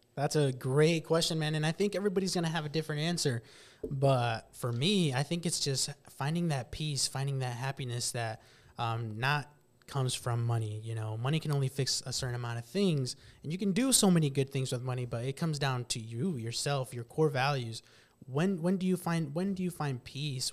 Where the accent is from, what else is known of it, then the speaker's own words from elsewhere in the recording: West Point, Nebraska, United States; grew up, born and raised in West Point, Nebraska.